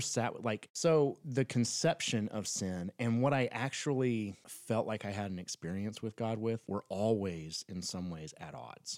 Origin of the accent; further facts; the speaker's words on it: Northern Florida, United States; we grew up in Northern Florida, uh, right by Alabama